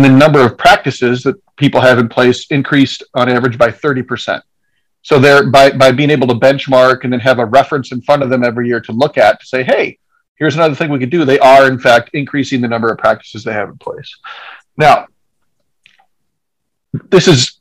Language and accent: English; Decorah, Iowa, United States; I grew up in Decorah